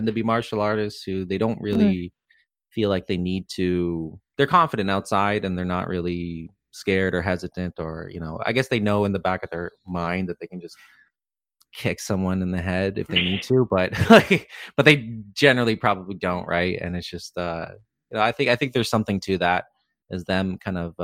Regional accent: Canada; as a Canadian

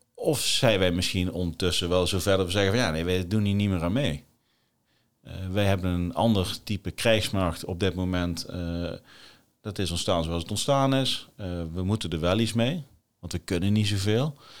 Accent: Netherlands; wij als Nederlanders

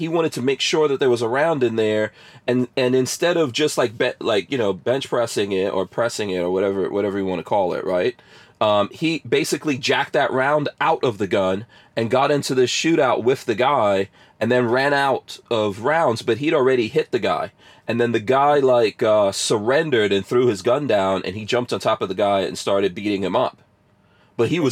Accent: New York City, New York, United States; also born or lived in Guyana; I grew up in New York City, man. I grew up in, Queens. In New York City, in Queens, Far Rockaway, son, in the crack 80s

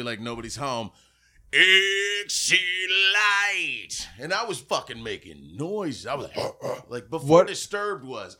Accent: Florida, United States; I'm from South Florida.

